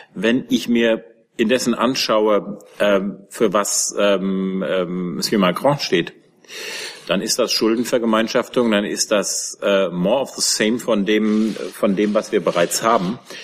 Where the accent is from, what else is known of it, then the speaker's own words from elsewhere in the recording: Germany; als, als Deutsche